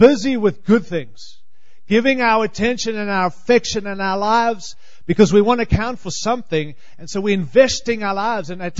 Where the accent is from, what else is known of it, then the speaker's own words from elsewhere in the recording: Australia; moved away as an adult; also born or lived in Africa; now in Denver, United States; I was born in Africa, raised in Australia, and I am living in this great land